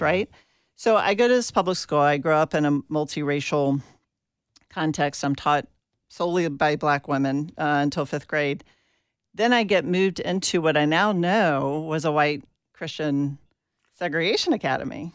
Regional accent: Atlanta, Georgia, United States; I grew up in Atlanta, Georgia

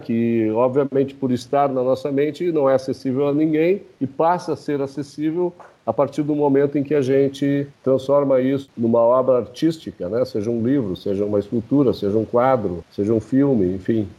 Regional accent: Brazil; Nós, como brasileiros aqui

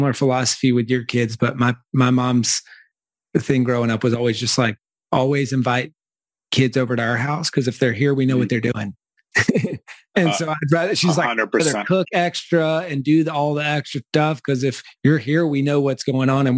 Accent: the South, United States; I'm from the South

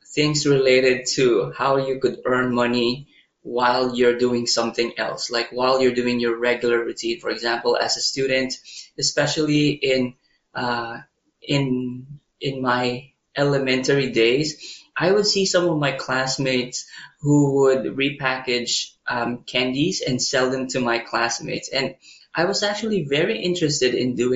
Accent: Manila, Metro Manila, Philippines; moved away as an adult; also born or lived in Baguio City, Philippines; now in Taiwan; I was actually raised in Manila

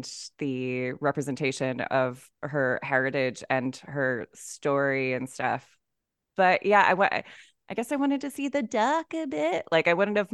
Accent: United States; moved away; as the American in the chat, like resident expat

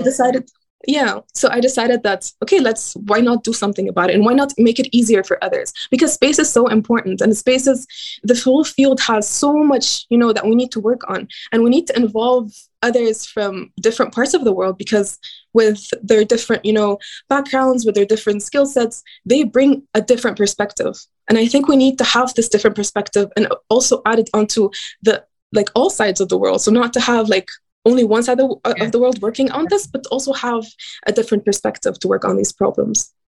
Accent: Cairo, Cairo Governorate, Egypt; I grew up in Cairo, Egypt.

